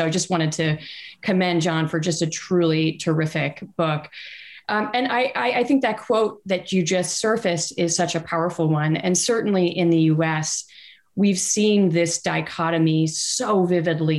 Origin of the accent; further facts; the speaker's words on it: United States; as an American